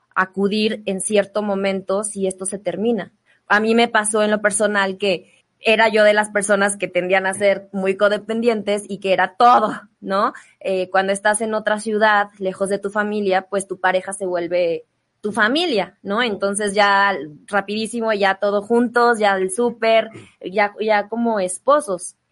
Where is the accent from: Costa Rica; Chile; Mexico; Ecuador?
Mexico; León, Guanajuato; now in Mexico City, Mexico; yo vengo de León, vengo de una familia muy tradicional